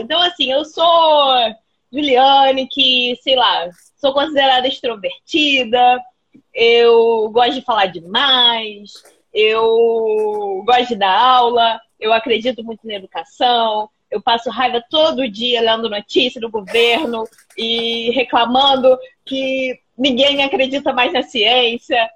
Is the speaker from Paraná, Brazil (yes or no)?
no; Paracambi, Rio de Janeiro, Brazil; eu sou de Paracambi. E Paracambi, e eu sou velha, né? Eu vou fazer 32 anos. Quem é de Paracambi entende o impacto que é ter vivido a adolescência em Paracambi